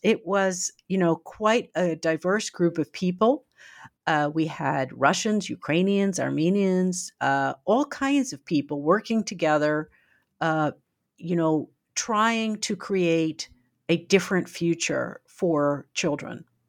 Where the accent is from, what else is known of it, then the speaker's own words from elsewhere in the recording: United States; as an American, uh, used to more freedoms